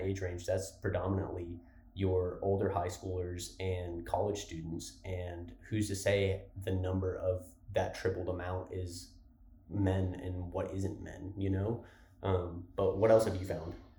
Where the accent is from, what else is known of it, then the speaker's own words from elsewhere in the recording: Lubbock, Texas, United States; moved away as an adult; I'm from Lubbock, so it's still not a Houston or Dallas location. But coming from a town like Lubbock